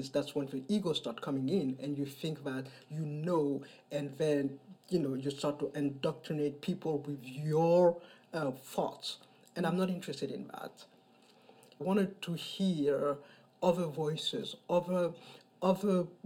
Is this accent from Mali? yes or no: yes; Mali; moved away as an adult; now in New York City, United States; I am originally from Mali. I am 57 years old. Uh, I've been living in New York City for the past 25 years.